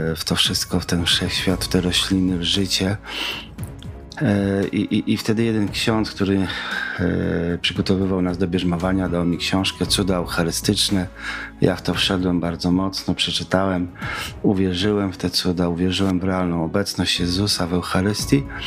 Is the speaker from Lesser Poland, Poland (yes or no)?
no; Kazimierz Dolny, Lublin Voivodeship, Poland; also born or lived in Kraśnik / Puławy; Urodziłem się w Kazimierzu Dolnym podczas zimy stulecia